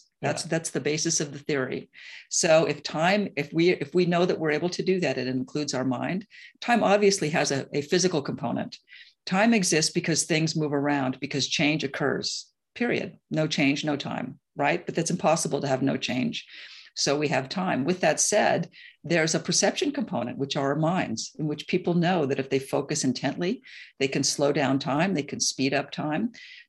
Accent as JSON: {"language": "English", "town": "New York City", "region": "New York", "country": "United States", "tie": "born or raised there", "said": "So I'm a New Yorker, grew up, you know, and my parents are New Yorkers, as I mentioned. I lived in New York for 30 years."}